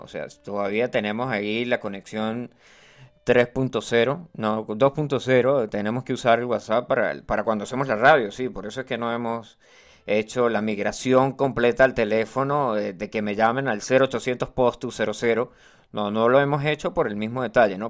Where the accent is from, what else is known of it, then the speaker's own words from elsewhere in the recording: Los Llanos, Venezuela; yo soy llanero. No soy llanero, llanero, 100% llanero